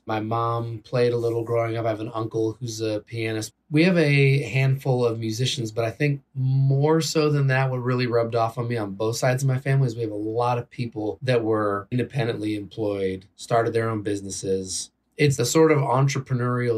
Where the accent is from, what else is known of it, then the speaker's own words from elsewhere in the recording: Bay Area, California, United States; I grew up in the Bay Area where you have kids listening to hip hop right next to the punkers and the metalheads